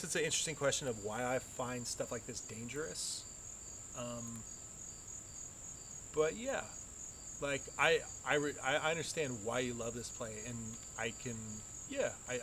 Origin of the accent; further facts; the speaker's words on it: United States; being an American